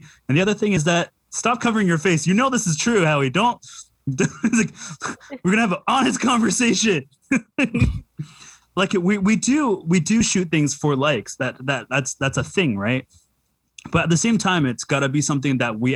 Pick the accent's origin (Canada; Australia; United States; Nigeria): Canada; Vancouver, British Columbia; I grew up in East Van and I grew up poor